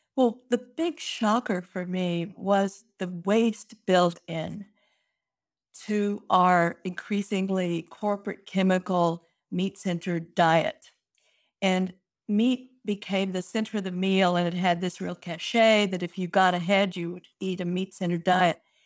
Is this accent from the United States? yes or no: yes; Fort Worth, Texas, United States; my hometown of Fort Worth is Cowtown